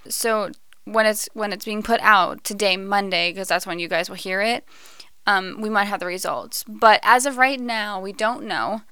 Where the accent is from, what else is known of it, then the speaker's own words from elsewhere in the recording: United States; we as the American people